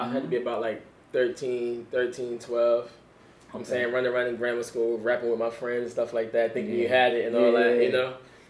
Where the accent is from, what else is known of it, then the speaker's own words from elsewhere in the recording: Jersey City, New Jersey, United States; I'm from Jersey City, New Jersey, born and raised.